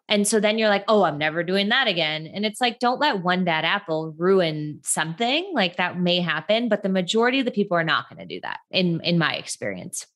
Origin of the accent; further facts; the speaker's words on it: Midwest, United States; moved away as an adult; now in Los Angeles, United States; I'm from the Midwest, which I think is a very important thing to share. I, I just, my Midwestern r, like, pride runs deep. And I moved to Los Angeles about eight years ago.